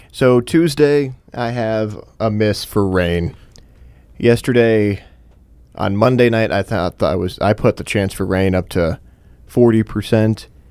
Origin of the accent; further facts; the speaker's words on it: Michigan, United States; moved away as an adult; also born or lived in Texas; As somebody that moved down to Texas for two years after growing up in Michigan